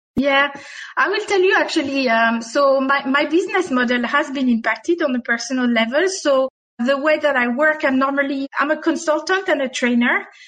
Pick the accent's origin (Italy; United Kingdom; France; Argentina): France; accent: French; English is a second language; now in Dubai, United Arab Emirates; my French accent